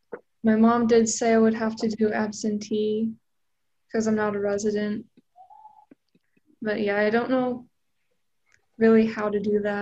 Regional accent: Petersburg, Alaska, United States; I'm from a small town in Alaska.

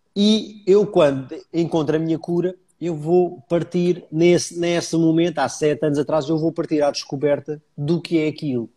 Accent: Almada, Lisbon, Portugal; also born or lived in Paris; Eu sou da Almada, portanto fica sensivelmente a 10 km de Lisboa

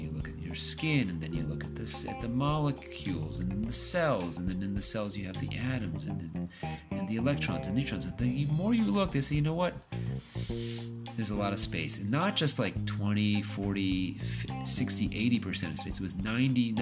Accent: United States; I grew up in the United States

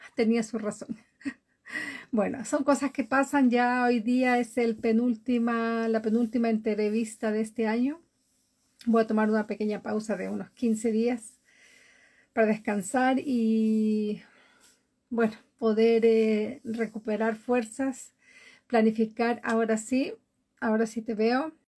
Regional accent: Galápagos, Ecuador; now in Oslo, Norway; vivo en Oslo, Noruega, y desde hace muchísimos años atrás soy de Ecuador, de Galápagos

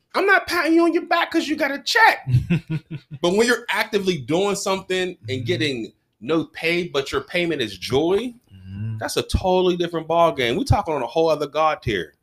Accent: United States; also born or lived in Garfield / Wilkinsburg; I was born you know, Lincoln, moved to Garfield, you know, played for them when I was a Gator and everything. Then okay. I moved back to Lincoln

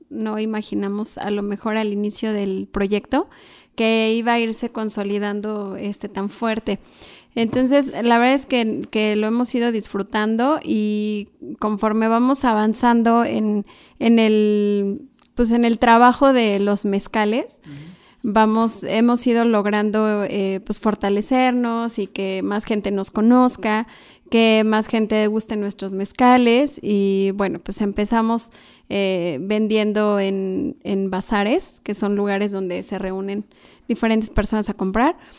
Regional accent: Malinalco, State of Mexico, Mexico; moved away; allá en mi pueblo, que es Malinalco, Chalma

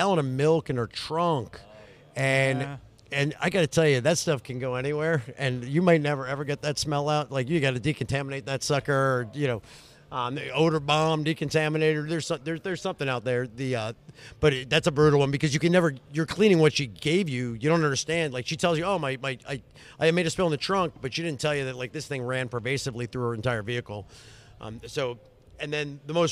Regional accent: North Carolina, United States; I'm from North Carolina

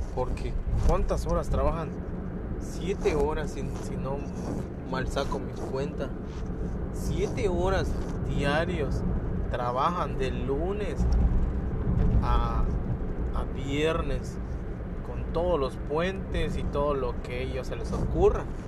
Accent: Lázaro Cárdenas, Quintana Roo, Mexico; Soy del estado de Quintana Roo

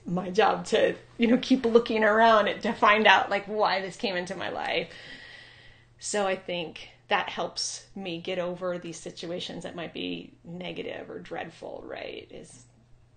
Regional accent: Ojai, California, United States; also born or lived in Maui, Hawaii / San Diego, California / Bellingham, Washington / Olympic Peninsula, Washington; now in Bend, United States; I am originally from Southern California. I grew up in a little town called Ojai, right outside of Santa Barbara

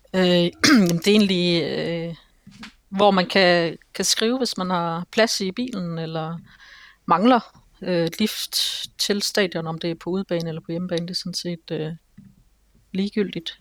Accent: Aarhus, Central Denmark Region, Denmark; Nej, nej, jeg er helt indfødt Aarhusianer

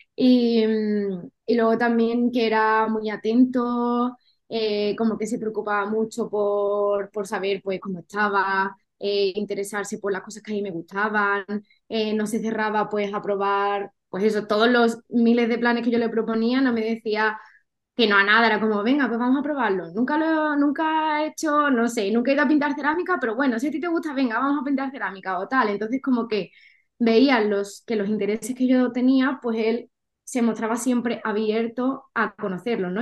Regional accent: Cádiz, Andalusia, Spain; moved away as an adult; also born or lived in Madrid; soy de Cádiz

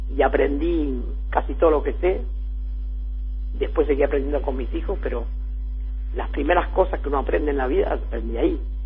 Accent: Ensenada, Buenos Aires Province, Argentina; la casa donde yo nací la tiene la, municipalidad de Ensenada

